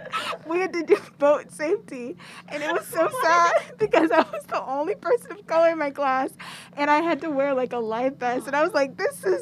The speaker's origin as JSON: {"language": "English", "town": "Charleston", "region": "South Carolina", "country": "United States", "said": "we're from South Carolina, like Charleston."}